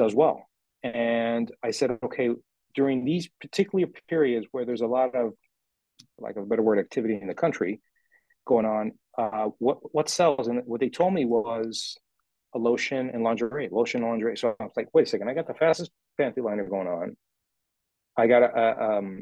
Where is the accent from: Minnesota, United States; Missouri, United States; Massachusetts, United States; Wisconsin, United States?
Minnesota, United States; Minneapolis; I'm American, Minneapolis